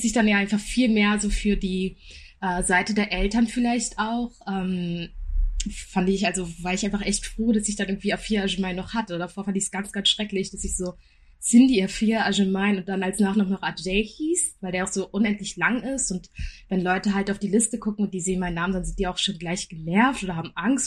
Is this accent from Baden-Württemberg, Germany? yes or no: no; Berlin, Germany; Wir sind alle drei in Berlin groß geworden